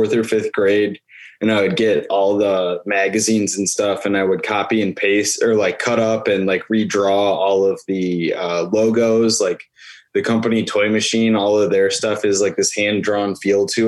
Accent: Buffalo, New York, United States; moved away as an adult; now in Cleveland, United States; I am from Buffalo, New York, and I am currently living in Cleveland, Ohio

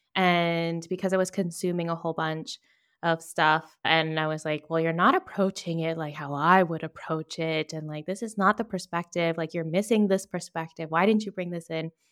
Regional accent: Virginia, United States; now in Toledo, Spain; I'm originally from Virginia, but based in Toledo, Spain

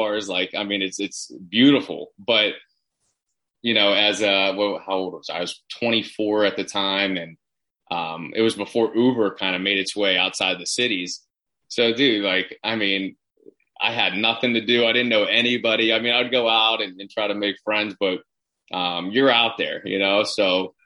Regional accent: Pittsburgh, Pennsylvania, United States; moved away as an adult; also born or lived in Orange County, California / Cherry Hill, New Jersey; I'm from Pittsburgh, Pennsylvania originally

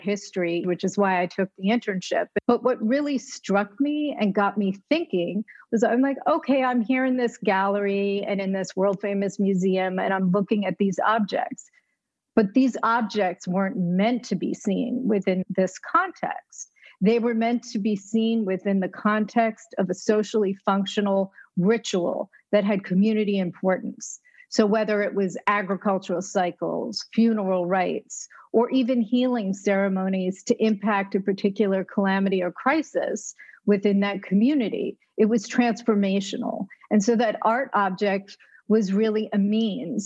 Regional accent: New York, United States; I grew up in New York

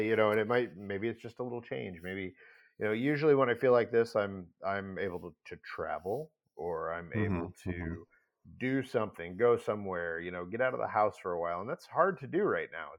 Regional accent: outside of St. Louis, Missouri, United States; grew up outside of St. Louis, Missouri

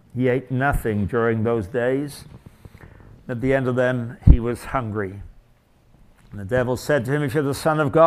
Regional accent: England, United Kingdom; now in Canada; I come from England

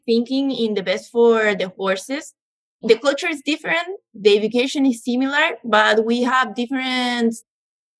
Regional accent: Chile; moved away as an adult; also born or lived in Seville, Spain; now in Uxbridge, Canada; I'm from Chile, South America

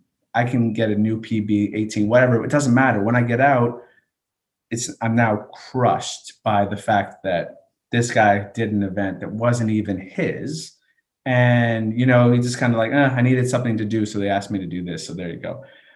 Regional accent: Canada; also born or lived in United States; So I say I'm from Canada, a Canadian educator. I'm really from a military base, if that's really how I had to think back.

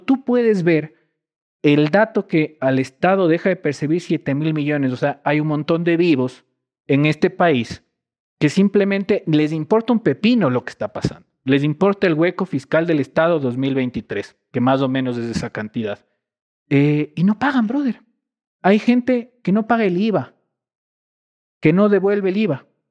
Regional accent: Quito, Pichincha, Ecuador; moved away as an adult; also born or lived in Ibarra; Toda mi vida, antes de, de, que me fui del país por, por estudios, crecido en Cotocollao

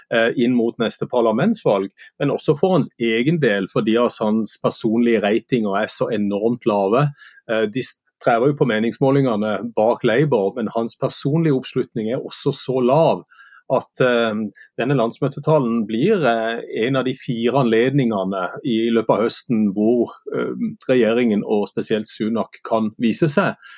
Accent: Sørlandet, Southern Norway, Norway

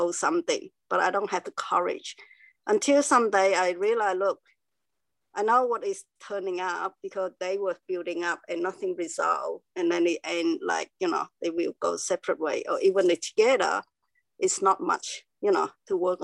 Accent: Cambodia; now in Melbourne, Australia; I was born in Cambodia, and there's war

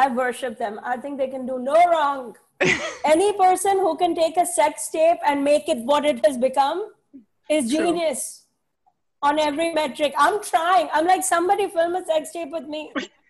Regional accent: India; I was like, I'm Indian. There's a billion of us.

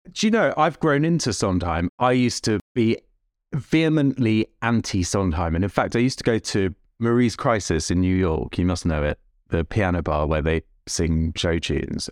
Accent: London, United Kingdom; also born or lived in Bushey Heath / Tokyo; I grew up in Jewish Northwest London

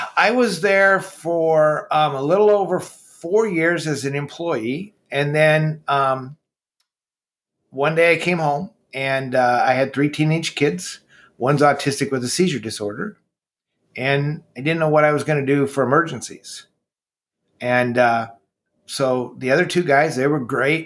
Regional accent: Marshalltown, Iowa, United States; we moved there when I was like 13

